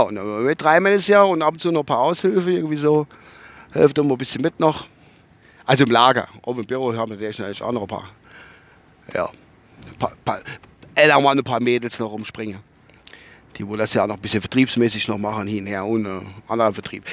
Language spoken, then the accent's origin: German; Kusel district, Rhineland-Palatinate, Germany; durch meinen Heimatort durch, halt über Kusel